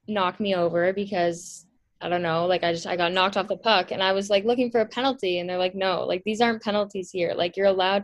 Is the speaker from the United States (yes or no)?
no; Milton, Ontario, Canada; I grew up in Milton, Ontario, and I still live there